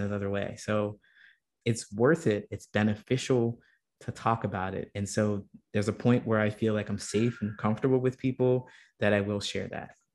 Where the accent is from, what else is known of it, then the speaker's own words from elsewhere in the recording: Ohio, United States; when I was a kid and growing up in Ohio